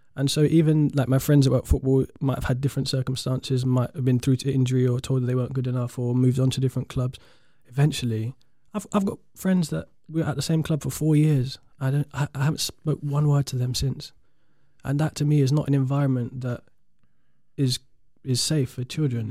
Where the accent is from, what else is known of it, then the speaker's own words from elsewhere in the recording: London, United Kingdom; I'm from South London